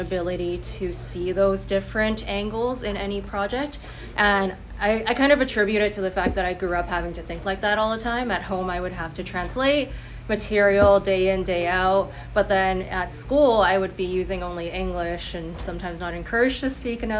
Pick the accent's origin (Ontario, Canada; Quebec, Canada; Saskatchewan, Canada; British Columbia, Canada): British Columbia, Canada; Vancouver; growing up in BC and Vancouver